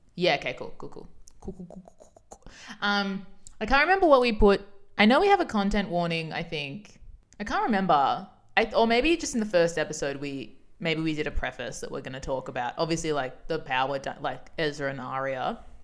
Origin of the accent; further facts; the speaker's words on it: Australia; We're Australian